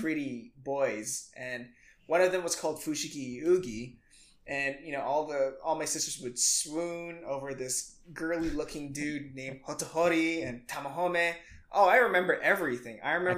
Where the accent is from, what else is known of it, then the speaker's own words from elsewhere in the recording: Indonesia; moved away; I grew up in Indonesia, mm-hmm. and I grew up in just a pretty small town